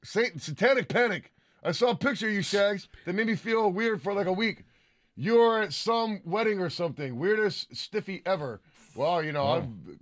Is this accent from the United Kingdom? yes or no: yes; London, United Kingdom; …. I take it with me wherever I go.